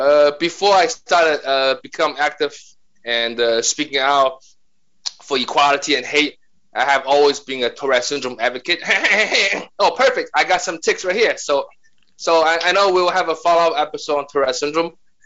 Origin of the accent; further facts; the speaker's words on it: China; English is a second language; moved away as an adult; now in New York City, United States; So I'm Chinese, and I've been in New York City for 30 years, born and raised in China.